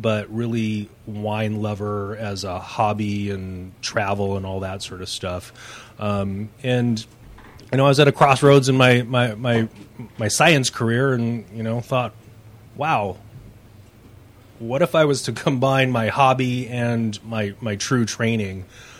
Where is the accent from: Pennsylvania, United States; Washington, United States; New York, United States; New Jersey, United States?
Washington, United States; I grew up in Washington State